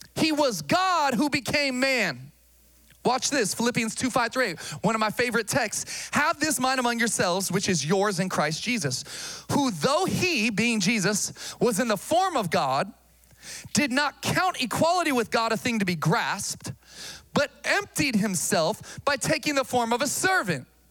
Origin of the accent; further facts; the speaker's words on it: Sacramento, California, United States; moved away as an adult; also born or lived in Massachusetts; I grew up here in Sacramento